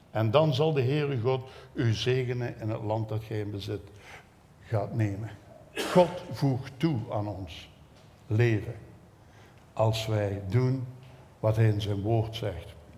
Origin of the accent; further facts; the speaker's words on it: Belgium; als een Belg